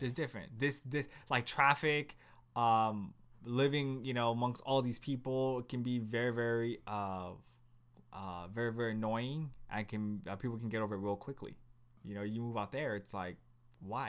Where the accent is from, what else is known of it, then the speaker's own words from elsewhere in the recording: West Covina, California, United States; we grew up in West Covina